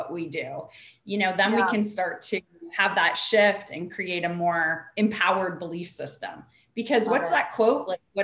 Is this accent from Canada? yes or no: yes; Canada; now in California, United States; I grew up the opposite way in Canada, at least where we were from, everybody worked.